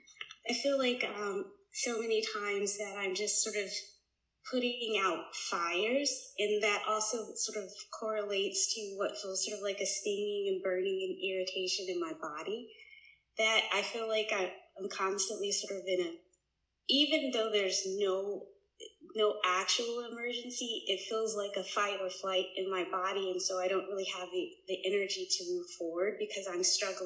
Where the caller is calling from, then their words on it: Atlanta, Georgia, United States; I'm calling from Atlanta.